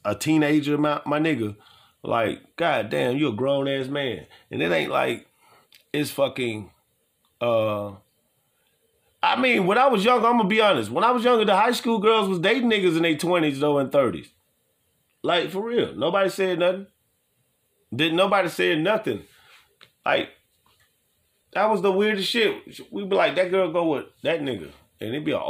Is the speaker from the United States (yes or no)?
yes; New Orleans, Louisiana, United States; also born or lived in Nashville; New Orleans, y'all know, y'all my hometown